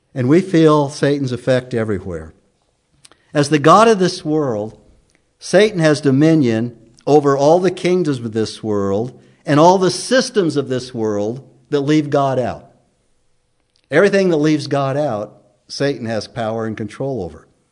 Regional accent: United States; also born or lived in Emmett; growing up in America in school, most of us recited the pledge day in and day out

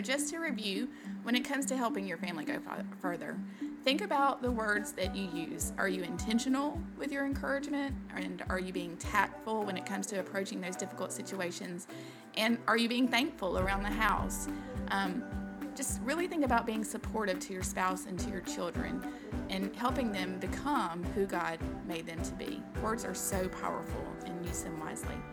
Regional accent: the South, United States; accent: southern; also born or lived in Kentucky; now in South Georgia, United States; growing up in the South, those are things that are so important to us. Like we were just raised to say yes, ma'ams, no, ma'ams

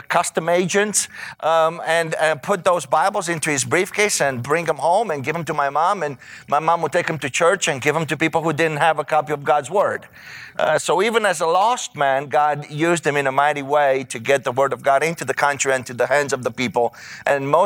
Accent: Romania; moved away as an adult; now in United States; I grew up in Romania, the country of Romania, which was a communist country for 45 years

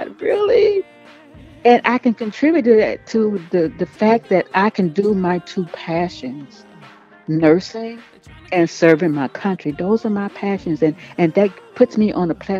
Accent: Mobile, Alabama, United States; moved away as an adult; when I grew up in Mobile. And I left home September 1985

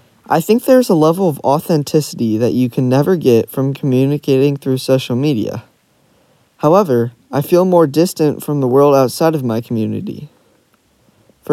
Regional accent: Silicon Valley, California, United States; Growing up in Silicon Valley

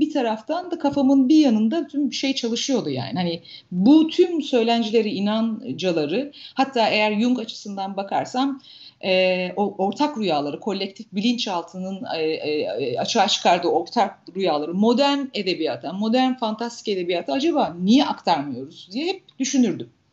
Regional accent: Turhal, Tokat, Turkey; ben Tokat'ta büyüdüm, Tokat Turhal'da büyüdüm.

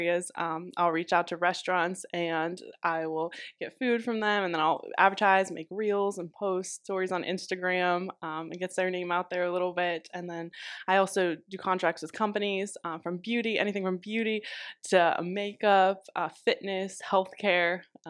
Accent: Ohio, United States; I'm based from Northeastern Ohio, so this is the farthest that I've traveled down to South Florida.

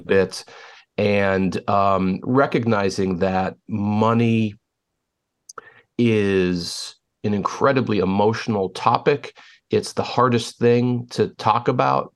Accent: Pittsburgh, Pennsylvania, United States; moved away as an adult; now in Chicago, United States; born and raised in Pittsburgh

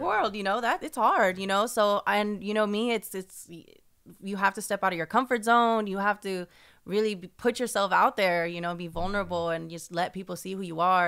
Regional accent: San Francisco, California, United States; I was born and raised in San Francisco.

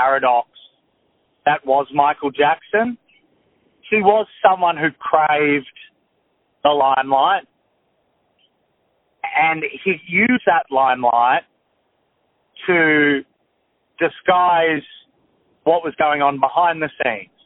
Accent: Australia; I grew up in Australia

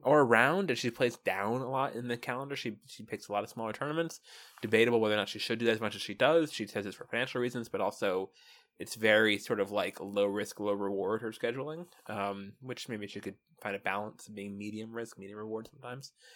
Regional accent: United States; as an American

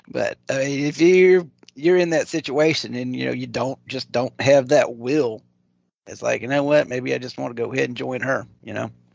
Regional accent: Maringouin, Louisiana, United States; now in Ocean Springs, United States; I grew up in, well, actually even outside of a little tiny speck on the map called Maringouin, Louisiana

